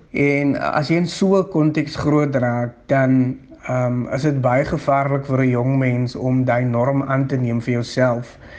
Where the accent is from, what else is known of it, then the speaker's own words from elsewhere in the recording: Eerste River, Western Cape, South Africa; ek is oorspronklik van Kleinvlei Eerste Rivier. Dit is waar ek gebore is en grootgeword